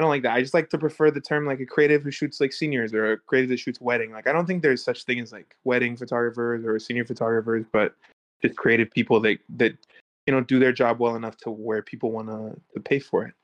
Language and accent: English; Neosho, Missouri, United States; moved away as an adult; now in Los Angeles, United States; I'm from Neosho.